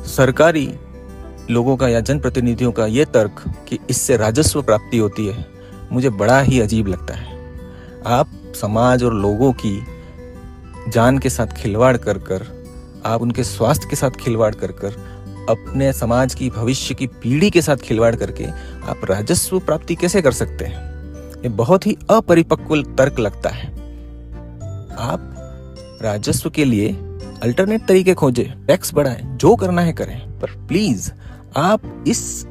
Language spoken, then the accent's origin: Hindi; Udaipur, Rajasthan, India; मैं हमारे शहर उदयपुर से विधानसभा सदस्य का चुनाव निर्दलीय प्रत्याशी के रूप में लड़ने जा रहा हूँ